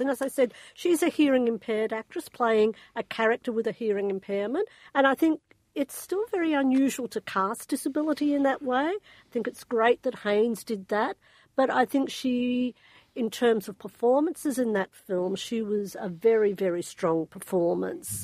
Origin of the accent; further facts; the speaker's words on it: Australia; I'm Australian